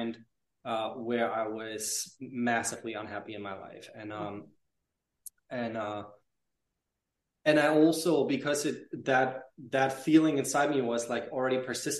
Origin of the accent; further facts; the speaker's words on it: Germany; moved away as an adult; also born or lived in Paris / London; I lived in Paris and in London after I moved away from Germany with, I think, like 19 or 20, no, 19